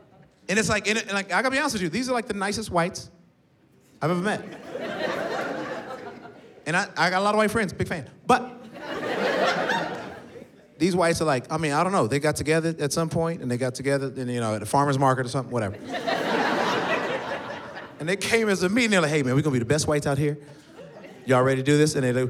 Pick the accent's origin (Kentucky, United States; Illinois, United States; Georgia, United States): Georgia, United States; I'm from Georgia.